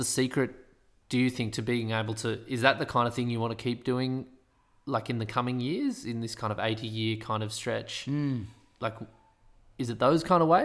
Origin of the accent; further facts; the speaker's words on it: Australia; moved away; me being an Aussie living up there